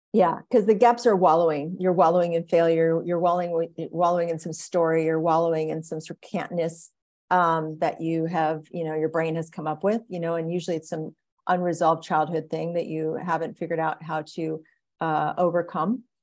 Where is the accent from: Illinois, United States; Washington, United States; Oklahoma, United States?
Oklahoma, United States; I grew up in Oklahoma